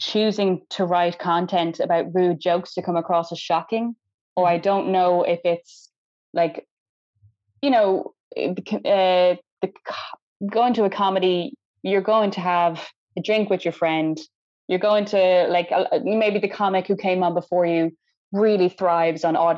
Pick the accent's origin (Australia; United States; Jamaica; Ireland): Ireland; I was the only Irish person